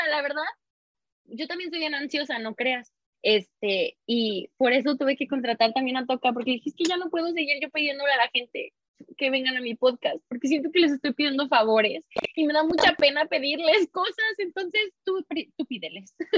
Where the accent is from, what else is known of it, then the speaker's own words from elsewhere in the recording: Mexico; moved away; de donde soy, ¿no? así de México